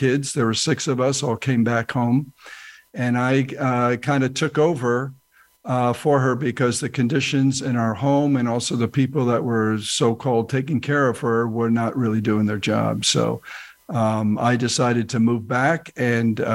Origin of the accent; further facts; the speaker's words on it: New Jersey, United States; moved away as an adult; now in Pezenas, France; I grew up in New Jersey, exit 163 for those people who know the Garden State Parkway